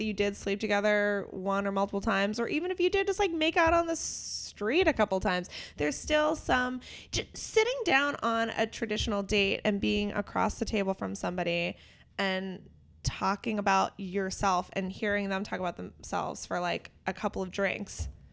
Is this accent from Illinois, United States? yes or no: no; Pittsburgh, Pennsylvania, United States; we're both from the Pittsburgh area